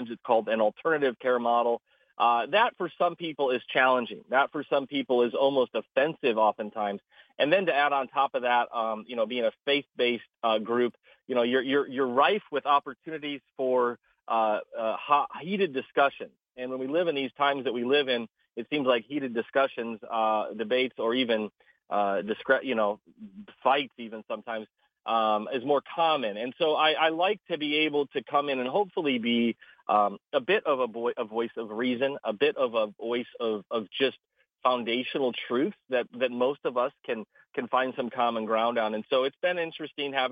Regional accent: Midwest, United States; moved away as an adult; also born or lived in South Dakota; now in Kissimmee, United States; I grew up in the Midwest.

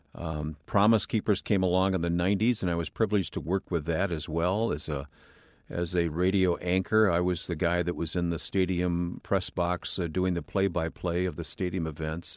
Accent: north of Pontiac, Michigan, United States; I grew up in an old, ramshackle old farmhouse in Michigan in the countryside north of Detroit, north of Pontiac, Michigan.

